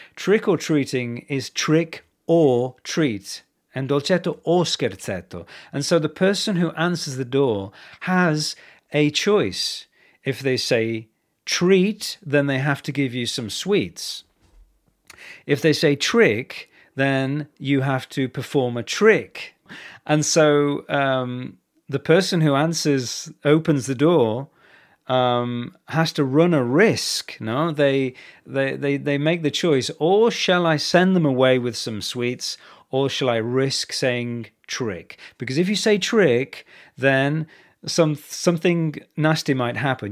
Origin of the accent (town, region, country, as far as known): England, United Kingdom; born or raised there